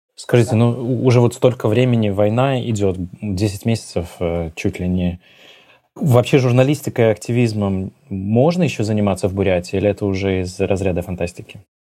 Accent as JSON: {"language": "Russian", "country": "Belarus", "said": "мы, белорусы"}